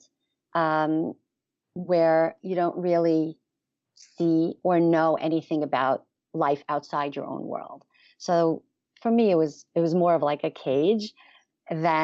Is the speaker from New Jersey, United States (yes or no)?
no; New York City, New York, United States; I was born and raised in Borough Park in Brooklyn